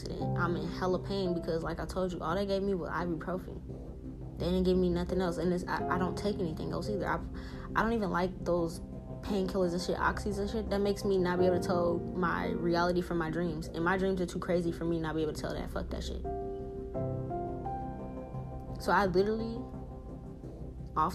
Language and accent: English; New Orleans, Louisiana, United States; I'm also from New Orleans. I also was raised in the motherfucking hood